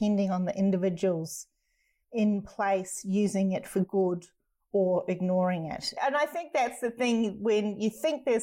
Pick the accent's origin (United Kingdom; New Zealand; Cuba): New Zealand; now in Australia; I'm a New Zealander. I'm not Australian anyway, so I'm always an outsider here.